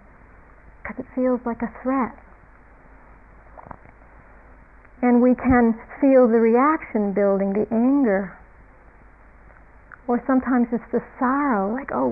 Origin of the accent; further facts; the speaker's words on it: United States; being an American in America